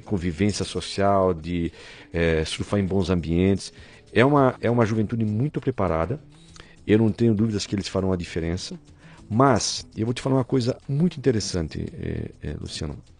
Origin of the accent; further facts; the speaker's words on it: Rio dos Cedros, Santa Catarina, Brazil; moved away as an adult; also born or lived in Blumenau; now in São Paulo, Brazil; Eu sou catarinense, uhum. sou da pequena cidade de Rio dos Cedros, interior de Santa Catarina, próximo de Blumenau